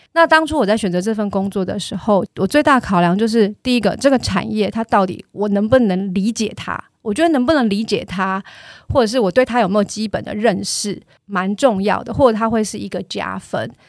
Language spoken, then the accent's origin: Chinese; Tainan, Taiwan; 我的家乡是在台南，那爸妈希望我工作之后就回去，所以我回去之后就是在台南找工作